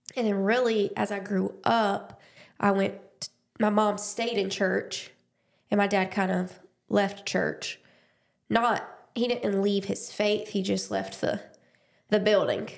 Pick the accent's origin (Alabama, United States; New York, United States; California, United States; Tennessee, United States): Alabama, United States; Dothan; I was born and raised in Dothan, Alabama